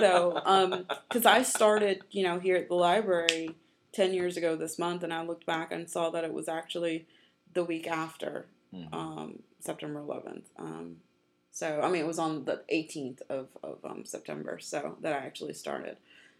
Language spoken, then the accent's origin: English; New York, United States; born there; of course, I was born in New York and all that.